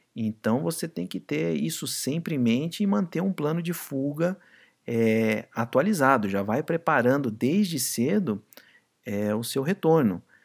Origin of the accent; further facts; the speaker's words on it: Brazil; aqui no Brasil